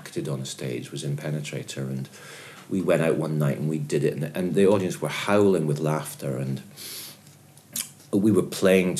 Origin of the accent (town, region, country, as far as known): Edinburgh, Scotland, United Kingdom; born or raised there; also born or lived in Aberdeen